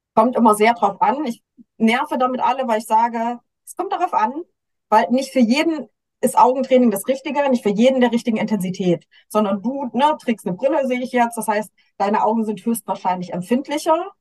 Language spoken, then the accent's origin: German; Germany; bei uns in Deutschland